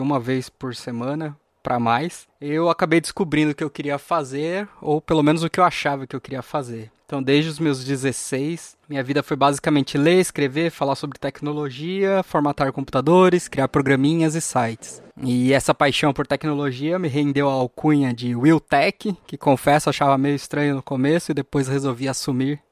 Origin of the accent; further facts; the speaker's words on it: São Paulo, Brazil; eu nasci em São Paulo, capital